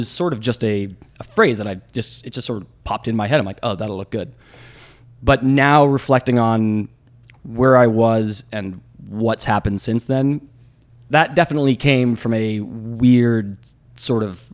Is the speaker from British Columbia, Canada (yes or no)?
yes; Victoria, British Columbia, Canada; now in Toronto, Canada; I'm from Victoria